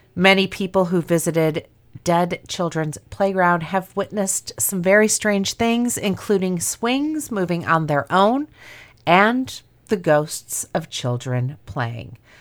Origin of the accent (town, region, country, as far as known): Griffith, Indiana, United States; born or raised there